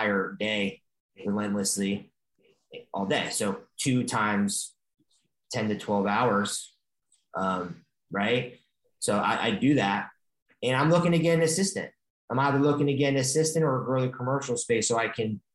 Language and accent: English; Stamford, Connecticut, United States; moved away; also born or lived in Indiana; I'm not from Los Angeles. I'm actually from Connecticut. So I know Westchester very well. I'm from Stamford, Connecticut.